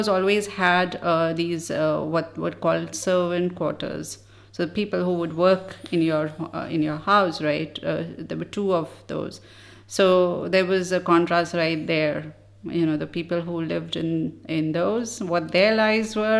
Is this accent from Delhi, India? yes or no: yes; Delhi, India; also born or lived in Hyderabad, India; I was born in Hyderabad. Which is in southern India. And then we moved to Delhi when I was in class 3. And the rest of the time, basically I grew up in Delhi.